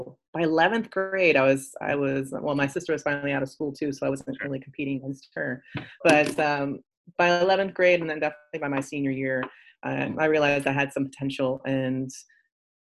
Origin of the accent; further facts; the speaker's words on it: Northeast Ohio, United States; I grew up in Northeast Ohio